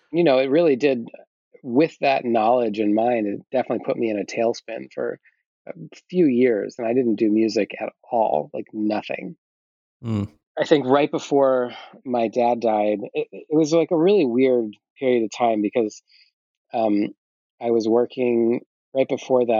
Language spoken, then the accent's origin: English; Fairfield, Iowa, United States; moved away as an adult; also born or lived in Rye, New York / Washington, D.C.; In third grade, I moved to Iowa and I stayed there through my first year of college and then I moved to New York